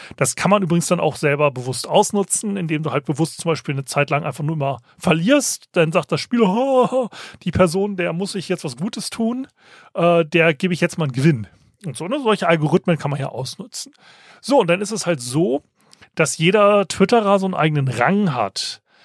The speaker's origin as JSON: {"language": "German", "country": "Germany", "said": "als Deutscher"}